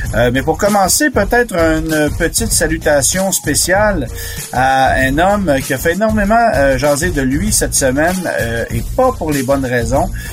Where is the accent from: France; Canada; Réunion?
Canada; chez nous au Canada